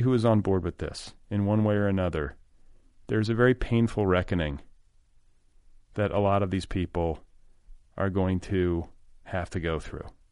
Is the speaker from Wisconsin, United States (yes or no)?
yes; Milwaukee, Wisconsin, United States; moved away as an adult; also born or lived in Colorado; now in Los Angeles, United States; I was raised in the Midwest in the United States